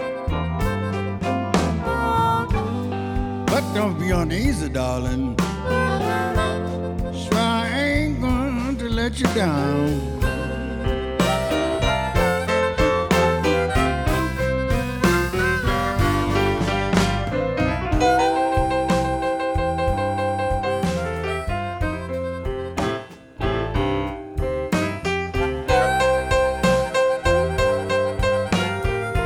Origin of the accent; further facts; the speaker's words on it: Belzoni, Mississippi, United States; That's my hometown where I was born